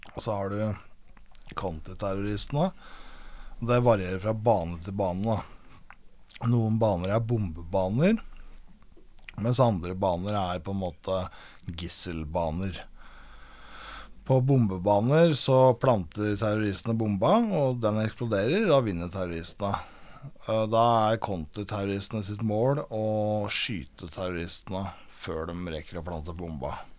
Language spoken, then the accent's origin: Norwegian; Aurskog, Akershus, Norway; also born or lived in Lørenskog; Jeg vokste opp i Aurskog, eh, født eh, på Lørenskog eh, sykehuset der og vokste opp i Aurskog som barn